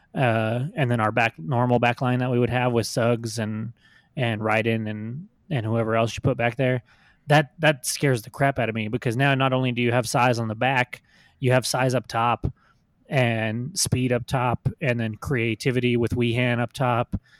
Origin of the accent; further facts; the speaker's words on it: New Mexico, United States; born and raised in New Mexico